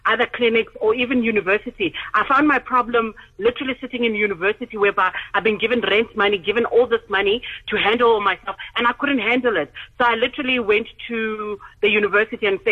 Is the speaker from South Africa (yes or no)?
yes; South Africa; When I grew up in Wanakoku